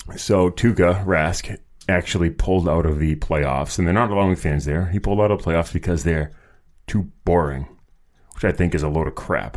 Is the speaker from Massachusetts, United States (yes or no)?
yes; Boston, Massachusetts, United States; they're my hometown team